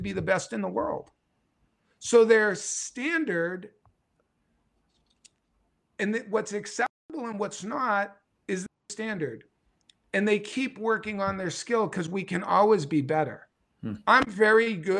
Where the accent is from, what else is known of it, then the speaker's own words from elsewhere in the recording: New England, United States; I'm from New England